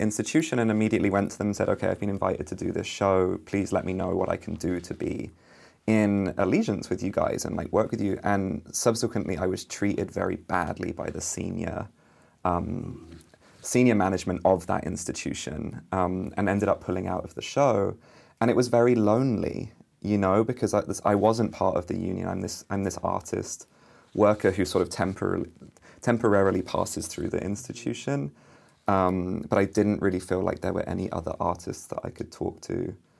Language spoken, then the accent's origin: English; United Kingdom; also born or lived in London; as a British artist who lived in London, studied in London